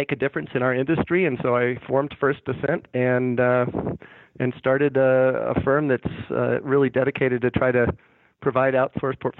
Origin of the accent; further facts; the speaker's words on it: San Francisco Bay Area, California, United States; now in Denver, United States; growing up in the San Francisco Bay Area